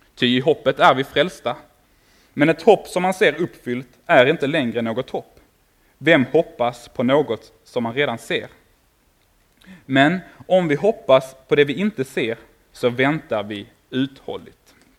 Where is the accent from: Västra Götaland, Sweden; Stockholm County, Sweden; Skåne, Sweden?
Skåne, Sweden; Åkarp; jag kommer ifrån Åkarp nere mellan Malmö och Lund